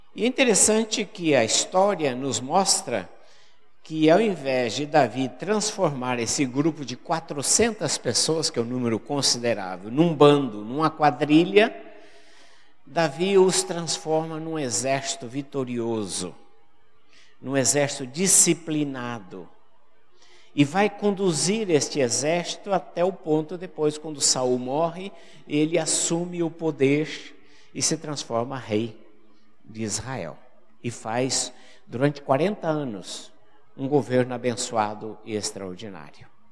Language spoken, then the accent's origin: Portuguese; Paraná, Brazil; moved away as an adult; also born or lived in Fortaleza, Ceará; Eu sou do Paraná, fui pastor no Paraná